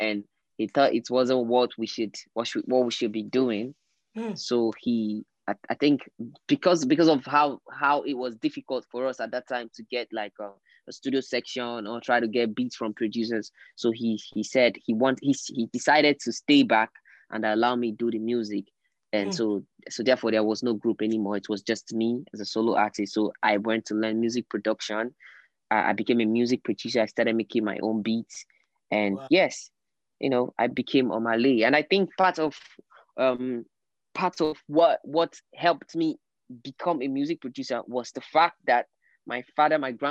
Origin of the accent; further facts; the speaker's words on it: Port Harcourt, Rivers State, Nigeria; moved away as an adult; now in Lagos, Nigeria; I was born there. And I grew up there.